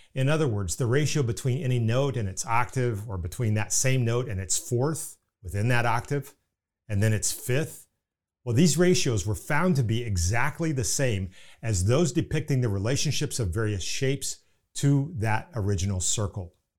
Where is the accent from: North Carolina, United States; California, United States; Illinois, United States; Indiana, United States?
Indiana, United States; accent: Indiana; pardon my Indiana accent